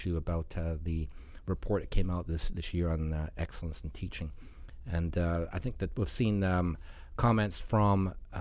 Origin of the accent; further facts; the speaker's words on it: Scotland, United Kingdom; now in Alberta, Canada; I have family in Scotland. I'm from Scotland.